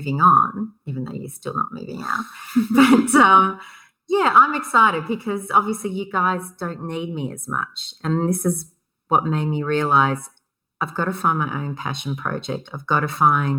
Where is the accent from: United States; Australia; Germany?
Australia; Illawarra, New South Wales; I grew up in the Illawarra